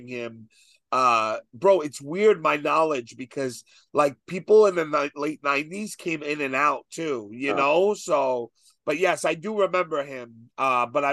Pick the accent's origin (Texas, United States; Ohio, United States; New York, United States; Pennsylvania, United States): New York, United States; New York City; moved away; growing up in Brooklyn